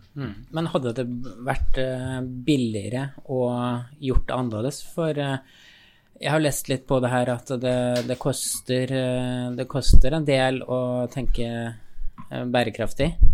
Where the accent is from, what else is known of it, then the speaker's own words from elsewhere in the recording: Steinkjer, Trøndelag, Norway; jeg er fra Steinkjer